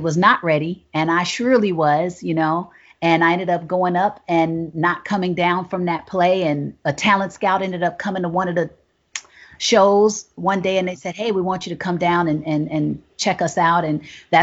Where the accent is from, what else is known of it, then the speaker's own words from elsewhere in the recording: Chicago, Illinois, United States; I'm from Chicago, Illinois